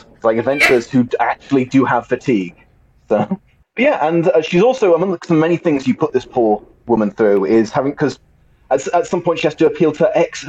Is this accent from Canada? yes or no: no; England, United Kingdom; I don't speak that frog rubbish. I am English.